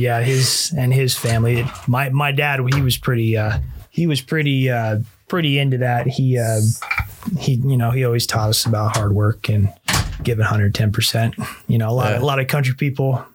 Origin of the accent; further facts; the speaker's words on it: Las Vegas, Nevada, United States; growing up in Las Vegas